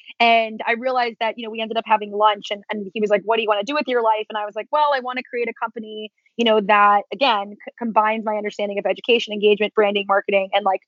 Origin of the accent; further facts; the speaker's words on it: East Coast, United States; my whole family's from New York, I'm from the East Coast.